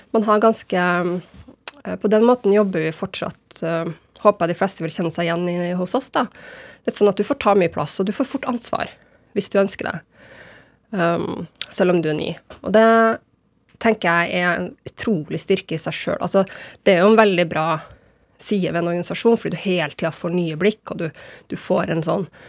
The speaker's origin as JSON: {"language": "Norwegian", "town": "Trondheim", "region": "Trøndelag", "country": "Norway", "tie": "born or raised there", "also_born_or_lived": "Berkåk, Rennebu / Bodø", "said": "jeg er jo mest fra Trondheim, men jeg bruker å si jeg er fra Trondheim og Bodø. Og at jeg er trønder og nordlending."}